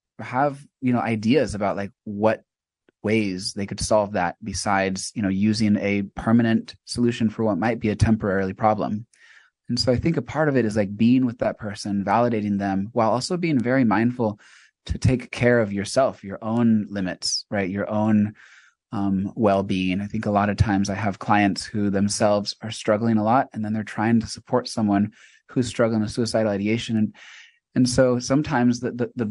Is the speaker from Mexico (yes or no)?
yes; Mexico; also born or lived in China; now in United States; In fact, I grew up in Mexico. I lived in China for 9 years